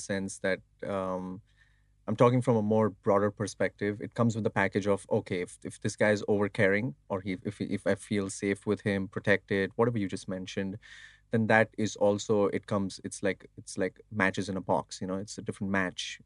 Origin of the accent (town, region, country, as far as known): India; moved away as an adult